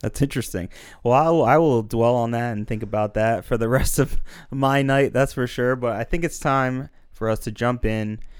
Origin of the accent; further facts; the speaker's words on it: Northeast, United States; growing up in the Northeast like we did